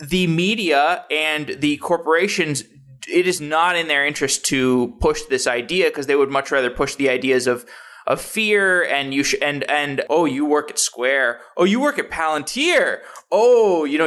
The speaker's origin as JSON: {"language": "English", "town": "Austin", "region": "Texas", "country": "United States", "tie": "born or raised there", "moved": "yes", "lives_now": "Seattle, United States", "said": "I grew up in Austin"}